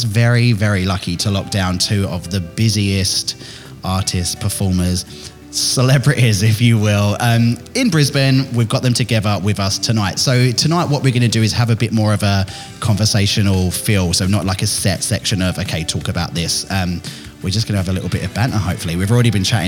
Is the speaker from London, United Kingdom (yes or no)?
no; Billericay, East of England, United Kingdom; I'm from Billericay